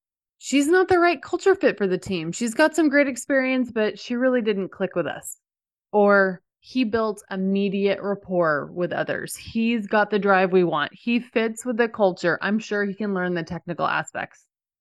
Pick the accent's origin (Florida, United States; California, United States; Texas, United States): Texas, United States; Dallas; So for example, I grew up in the Dallas area where most people really like the Dallas Cowboys.